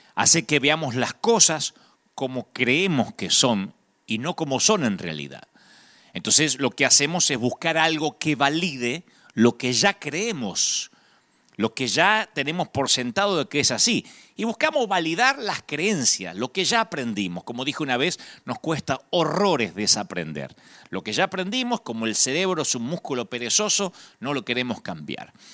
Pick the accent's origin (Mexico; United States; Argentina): Argentina; los argentinos hablamos como cantando